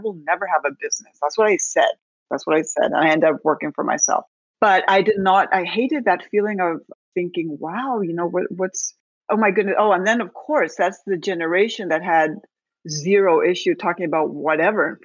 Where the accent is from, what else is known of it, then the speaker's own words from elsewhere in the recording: Spain; moved away as an adult; also born or lived in Naples, Florida; now in United States; I was born in Spain, but then my family moved to the States. My dad's from Spain, my mother's American. And I found myself back in Spain at the age of 5 when my parents divorced. And I was basically raised by my abuelita, my grandmother.